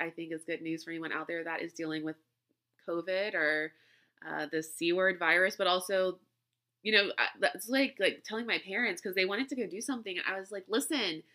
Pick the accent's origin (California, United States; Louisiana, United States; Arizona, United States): Louisiana, United States; moved away; where I grew up in Louisiana